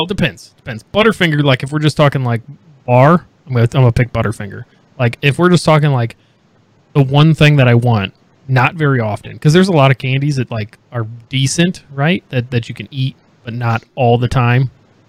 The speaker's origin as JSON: {"language": "English", "region": "Indiana", "country": "United States", "moved": "yes", "said": "I'm originally from Indiana."}